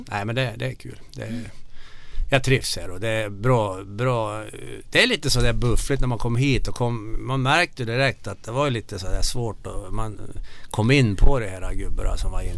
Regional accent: Bergsäng, Värmland, Sweden; accent: Värmland dialect; moved away as an adult; now in Mora, Sweden; när jag kommer hem till Värmland så känner jag mig som en värmlänning ändå

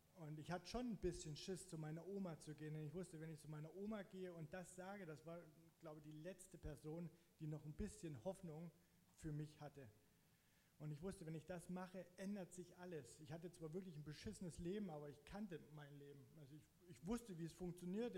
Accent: Zittau-Görlitz area, Saxony, Germany; moved away as an adult; now in Hamburg, Germany; ich komme halt aus der Ecke Zittau-Görlitz

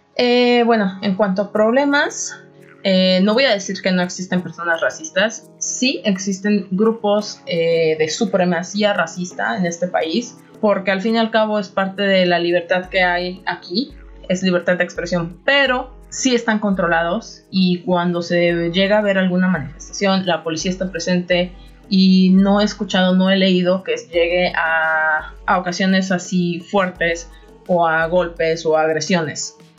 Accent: Xalapa, Veracruz, Mexico; moved away as an adult; also born or lived in Monterrey, Mexico; now in Turku, Finland; soy originaria de Jalapa, Veracruz

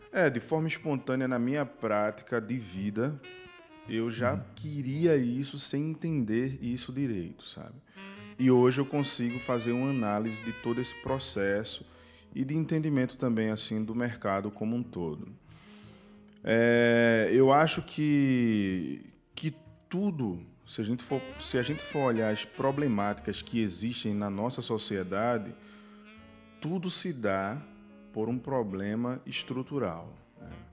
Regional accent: Northeast Region, Brazil; A gente hum. vem do Nordeste

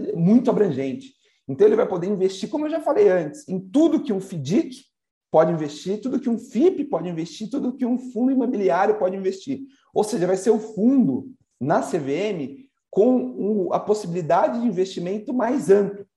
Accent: São Paulo, Brazil; also born or lived in Santa Rita do Passa Quatro; a minha mãe é de Santa Rita do Passa Quatro, é. o meu pai de São Paulo, nasci em São Paulo.

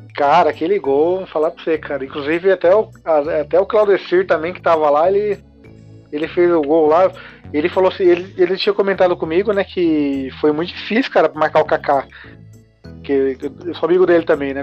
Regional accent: Mogi das Cruzes, São Paulo, Brazil; aqui em Mogi, né? Que eu sou de Mogi das Cruzes.

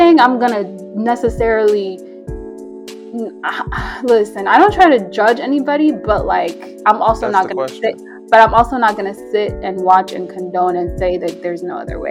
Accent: Ethiopia; moved away; I'm from Ethiopia.

